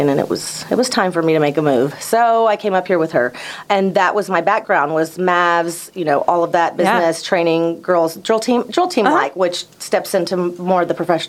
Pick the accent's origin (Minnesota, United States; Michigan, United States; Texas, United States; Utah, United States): Texas, United States; Duncanville; I grew up in Duncanville, south of Dallas